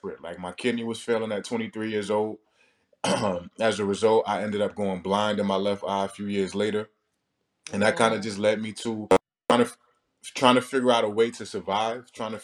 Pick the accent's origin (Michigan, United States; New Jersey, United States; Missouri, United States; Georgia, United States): New Jersey, United States; Newark; I'm from Newark, New Jersey